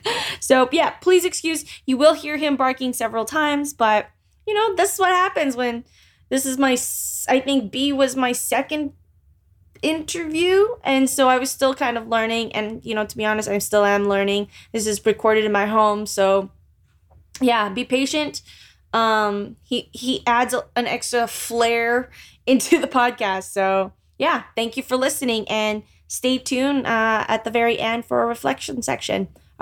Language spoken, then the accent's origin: English; Philippines; Growing up as a Filipino female or Filipina with a Roman Catholic mother, I believe sex was bad